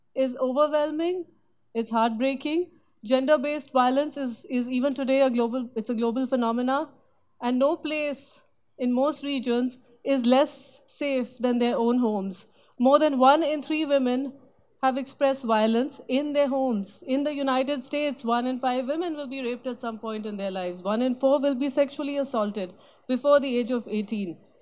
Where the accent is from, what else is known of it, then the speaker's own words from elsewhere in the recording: India; moved away; opportunities that were not common for women growing up in India at that time